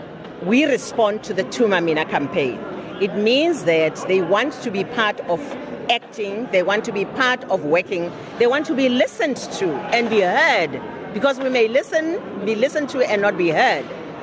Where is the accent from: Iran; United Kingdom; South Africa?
South Africa; that's a good thing and the beauty of being South African.